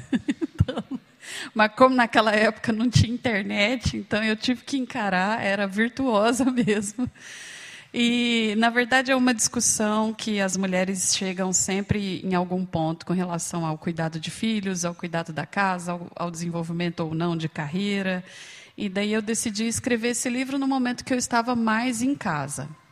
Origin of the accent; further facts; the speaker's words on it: Uberlândia, Minas Gerais, Brazil; moved away as an adult; now in Campinas, Brazil; eu moro em Campinas já há alguns anos, eu fui para lá para estudar, mas eu sou de Uberlândia, Minas Gerais, lá do Triângulo Mineiro